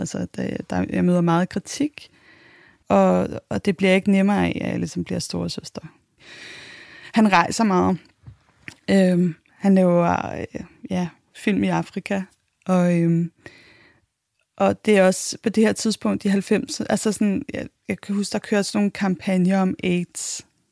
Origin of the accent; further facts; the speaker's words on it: Copenhagen, Capital Region of Denmark, Denmark; Jeg blev født i 1984. Jeg er københavner